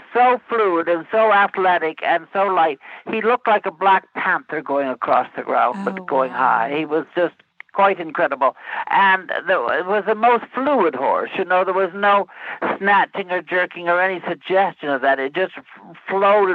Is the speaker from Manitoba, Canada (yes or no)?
yes; Red River Valley, Western Canada, Manitoba, Canada; being from Western Canada